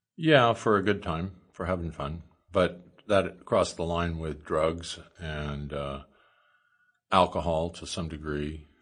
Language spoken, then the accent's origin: English; Oakland, Nebraska, United States; also born or lived in Lincoln, Nebraska; grew up until I was twelve in, uh, Oakland, Nebraska, and then parents moved to Lincoln. My mom was a teacher, my dad was, uh, a carpenter, and I grew up in Lincoln